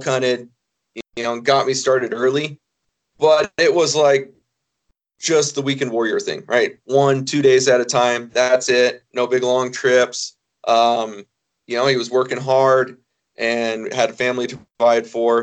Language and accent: English; Oregon, United States; now in Idaho, United States; I was born in Oregon, live in Idaho now